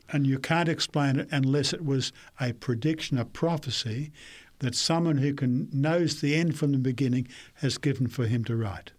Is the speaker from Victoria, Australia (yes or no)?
no; Brisbane, Queensland, Australia; also born or lived in New South Wales / Papua New Guinea; I was born in Brisbane and grew up there for most of my time